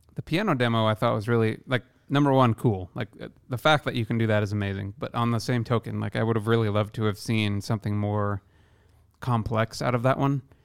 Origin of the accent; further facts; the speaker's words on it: Iowa, United States; now in Seattle, United States; my hometown in Iowa